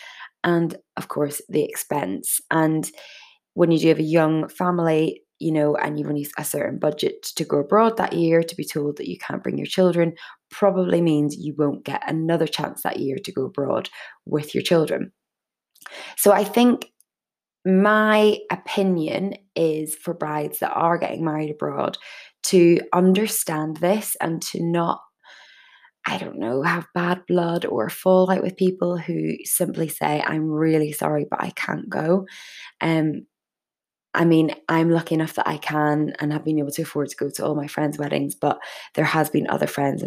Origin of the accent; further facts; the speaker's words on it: Northern Ireland, United Kingdom; I'm from Northern Ireland.